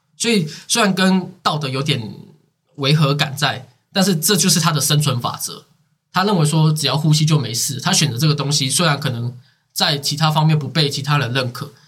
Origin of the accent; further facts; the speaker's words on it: Taiwan; 我们台湾国语